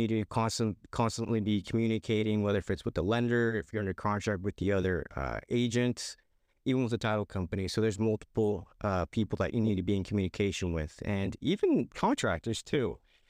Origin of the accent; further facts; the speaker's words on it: Canby, United States; Currently live in Canby, actually grew up in Canby, looking to move out of the area here.